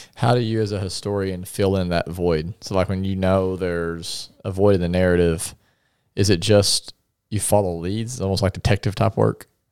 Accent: Paragould, Arkansas, United States; I'm from Paragould

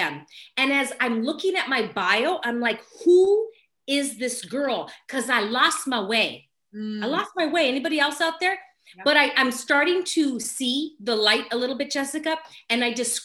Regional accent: Los Angeles, California, United States; I was born and raised in Los Angeles, California, still here.

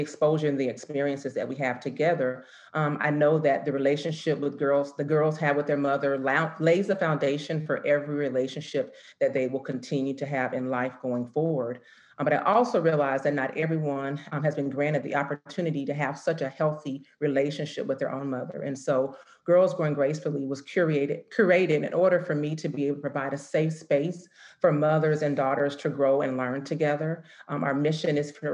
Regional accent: Florida, United States; now in Atlanta, United States; I'm originally from the Sunshine State

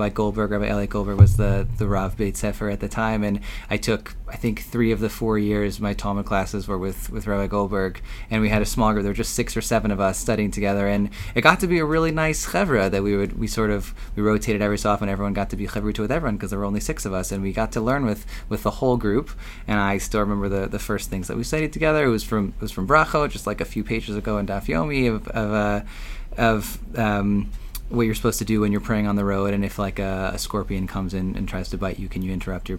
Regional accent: Deerfield, Illinois, United States; I grew up here in Chicago in Deerfield, like a mile away from where we currently sit

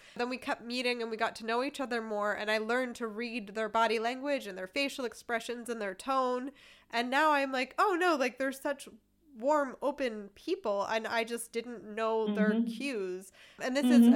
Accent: East Coast of America, United States; moved away; I'm from the East Coast of America

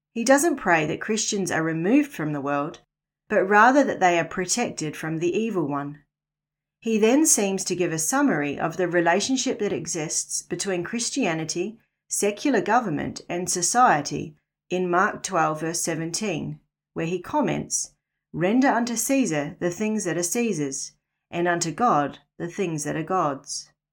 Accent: New Zealand; moved away as an adult; also born or lived in Northern Rivers, Australia; now in Australia; was born and raised in New Zealand, the land of the long white cloud

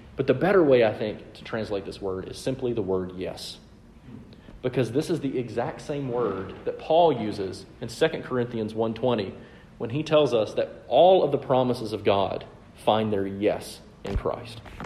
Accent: the South, United States; I'm from the South

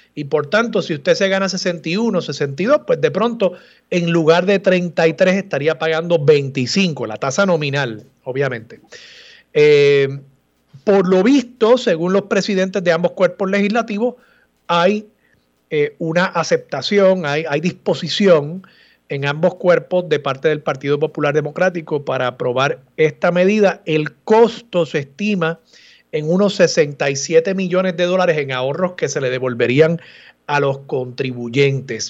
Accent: Puerto Rico; lo que nos define como, como pueblo, como puertorriqueños

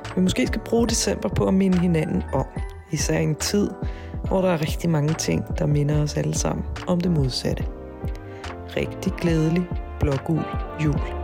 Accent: Vestegnen, Capital Region of Denmark, Denmark; man selv er, er født og opvokset på Vestegnen

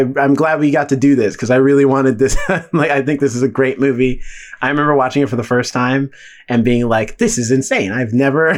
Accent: South Carolina, United States; growing up in South Carolina

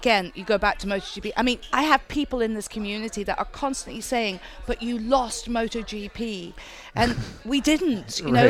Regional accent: Exeter, South West England, United Kingdom; moved away as an adult; also born or lived in Eugene, Oregon / Portland, Oregon; now in Monterey, United States; From a little town called Exeter, about 180 miles south of London.

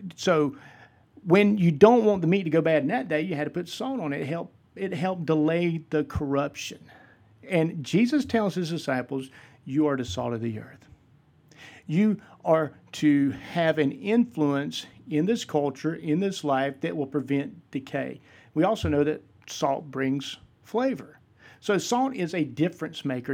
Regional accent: Vidalia, Georgia, United States; moved away as an adult; now in West Georgia, United States; I am originally from Vidalia, Georgia. I'm currently living in the West Georgia area

